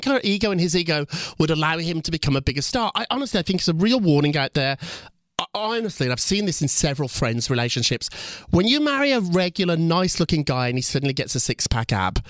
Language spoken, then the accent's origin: English; Birmingham, West Midlands, United Kingdom; I grew up in Birmingham, kind of a rough city in England. I say it's Chicago, but it's more like Detroit.